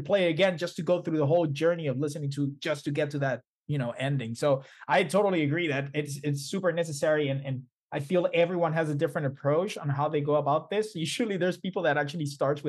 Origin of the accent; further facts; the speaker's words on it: Puerto Rico; I'm from Puerto Rico